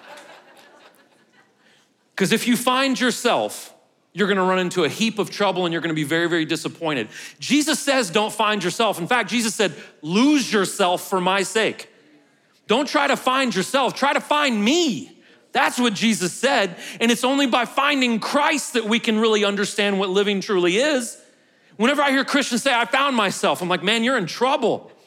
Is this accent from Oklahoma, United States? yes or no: no; St. Louis, Missouri, United States; now in Murfreesboro, United States; I'm from Saint Louis